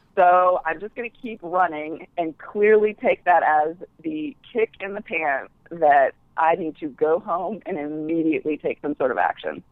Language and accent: English; Alabama, United States; moved away as an adult; now in New York, United States; I grew up in Alabama, yeah. um, but now live in New York